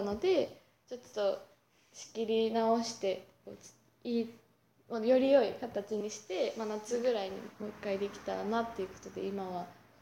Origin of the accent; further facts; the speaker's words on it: Kumamoto, Japan; moved away as an adult; also born or lived in Kansai; 熊本にななから出てきて実際に関西でそのディベート始めたりとか